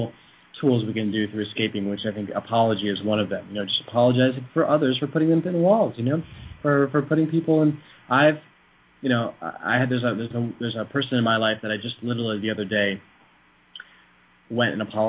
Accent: Vermont, United States; moved away; I'm from Vermont originally

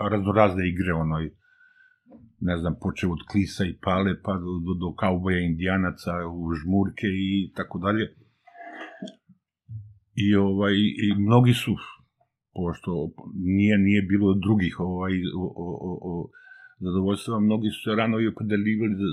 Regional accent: Zenica, Federation of Bosnia and Herzegovina, Bosnia & Herzegovina; moved away as an adult; also born or lived in Sarajevo / Bijeljina / Bosanska Krupa; now in Belgrade, Serbia; završili smo u Zenici. Tu sam završio i osnovnu i, i srednju školu i posle sam došao u Beograd da studiram arheologiju.

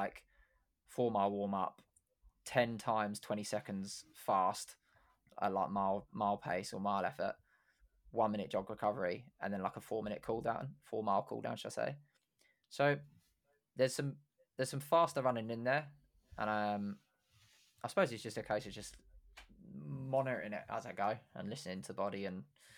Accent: Luton, East of England, United Kingdom; born there; I was born in Luton. People from Luton don't do that.

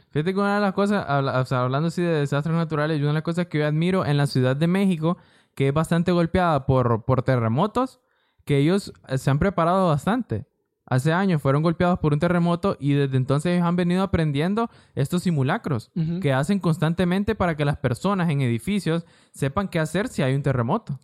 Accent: Honduras; San Pedro Sula, La Lima, El Progreso, todas esas zonas, Puerto Cortés, son zonas de nuestro país

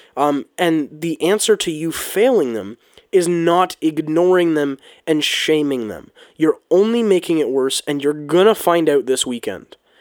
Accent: Canada; as a Canadian and as, as a country boy

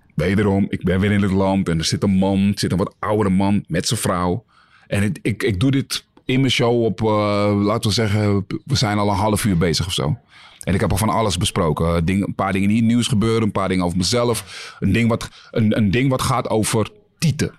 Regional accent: Netherlands; wij als Nederlanders

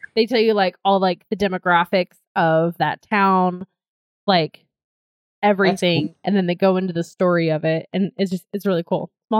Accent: Georgia, United States; moved away as an adult; I grew up near a cookout, and then of course, like, since I grew up in Georgia

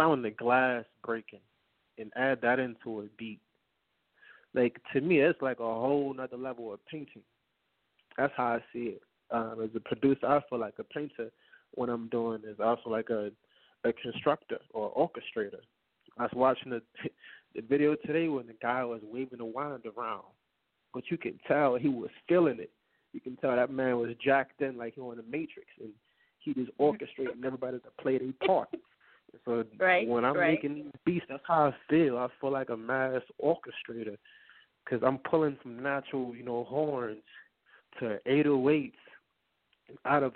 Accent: New Orleans, Louisiana, United States; I'm from New Orleans. That's a whole jungle.

